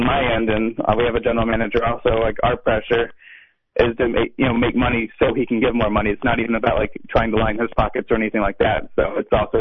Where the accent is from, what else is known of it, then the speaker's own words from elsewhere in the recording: Arkansas, United States; I'm from Arkansas, from the south